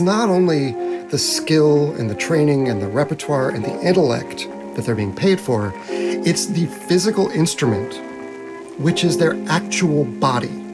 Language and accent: English; United States; We as Americans